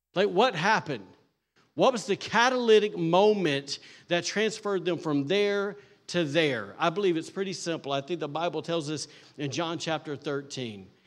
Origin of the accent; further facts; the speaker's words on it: the South, United States; I'm from the South